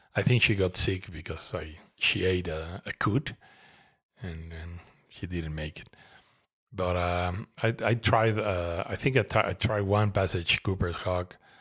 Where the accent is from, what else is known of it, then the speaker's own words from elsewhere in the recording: Mexico City, Mexico; moved away as an adult; now in Toluca, Mexico; I grew up in Mexico City